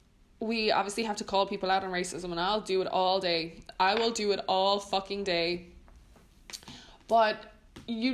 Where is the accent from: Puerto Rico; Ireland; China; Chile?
Ireland; now in Netherlands; I'm Irish